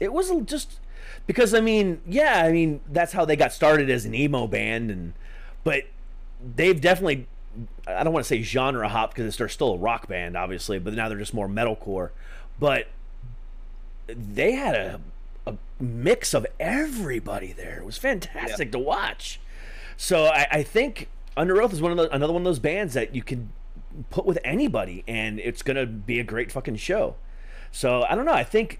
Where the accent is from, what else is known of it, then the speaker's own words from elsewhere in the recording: Ohio, United States; also born or lived in Florida; I'm not originally from Florida. I'm originally from Ohio, but I spent majority of my life in Florida.